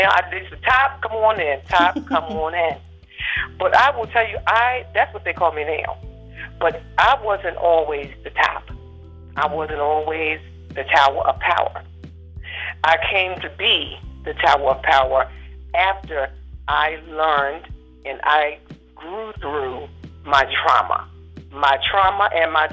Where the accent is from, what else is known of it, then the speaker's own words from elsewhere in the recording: Maryland, United States; we were born and raised in Maryland, and we still live here.